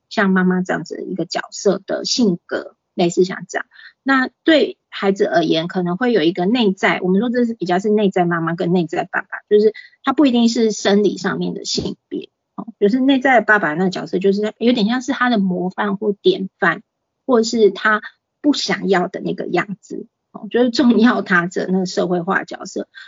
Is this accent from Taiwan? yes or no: yes; Taipei, Taiwan; also born or lived in Pingtung; 我在台北出生，然后是送到屏东，就是给我阿姨带这样子